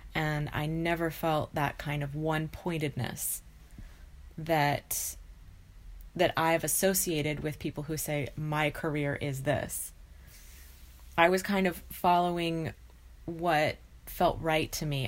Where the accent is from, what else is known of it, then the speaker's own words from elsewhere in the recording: United States; also born or lived in California / Idaho; I grew up in California and Idaho, so in two different states